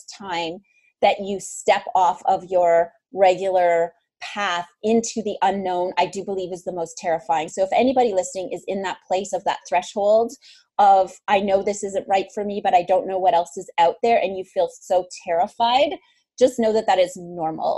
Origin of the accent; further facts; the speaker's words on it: Northern Ontario, Canada; moved away; I grew up in Northern Ontario.